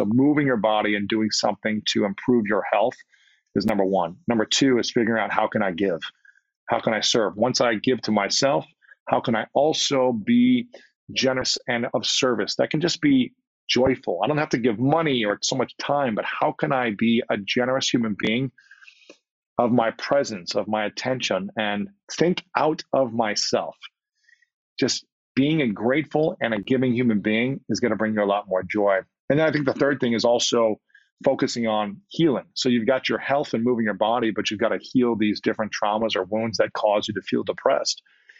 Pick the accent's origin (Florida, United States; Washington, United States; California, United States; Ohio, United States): Ohio, United States; I'll speak for my case as a man growing up in Ohio playing sports.